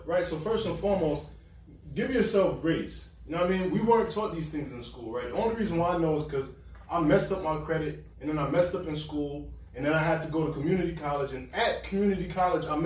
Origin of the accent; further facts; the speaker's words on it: New York, United States; I'm from New York.